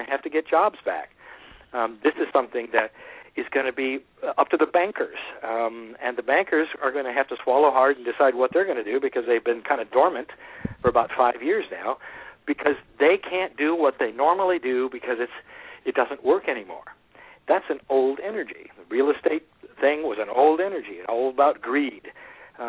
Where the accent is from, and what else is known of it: United States